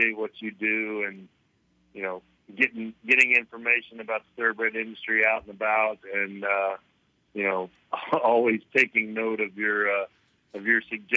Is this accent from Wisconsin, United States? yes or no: no; North Louisiana, United States; being a kid from North Louisiana, growing up in Louisiana Downs